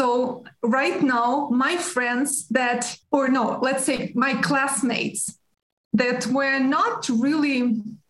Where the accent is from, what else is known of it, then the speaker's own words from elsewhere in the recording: Ukraine; I was born in Soviet Union